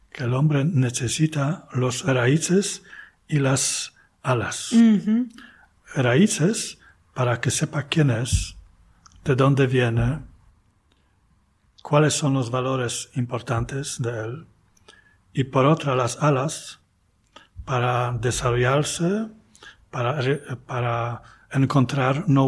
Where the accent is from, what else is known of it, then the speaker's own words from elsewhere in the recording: Poznań, Greater Poland, Poland; Spanish is a second language; Pero eh, la de, de, Poznan, yo puedo decir que es, es mi tierra, ¿no? Eh, son mis raíces.